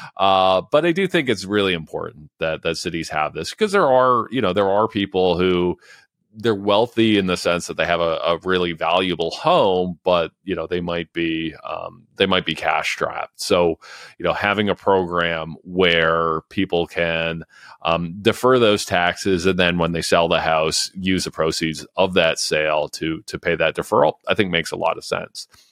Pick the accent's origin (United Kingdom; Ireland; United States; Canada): Canada; London, Ontario; London, Ontario, uh, my hometown